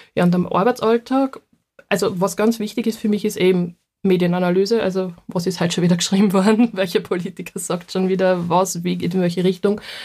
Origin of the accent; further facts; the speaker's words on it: Leoben District, Styria, Austria; accent: Styrian; Das ist direkt aus dem Heimatbezirk von mir. Also ich komme aus dem Bezirk Leoben.